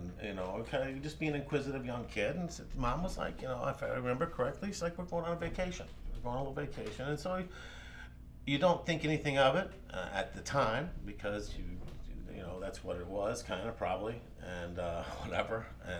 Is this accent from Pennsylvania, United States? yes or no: no; Birmingham, Alabama, United States; born there; also born or lived in Georgia; And then I was born in Birmingham, Alabama, spent 5 years there. And then my father was transferred to Georgia, where we spent 2 years there.